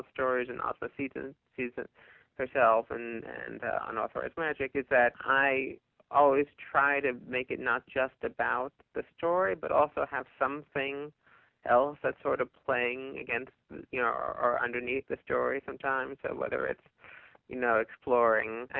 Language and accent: English; New Jersey, United States; also born or lived in Baltimore; now in New York, United States; I grew up in New Jersey.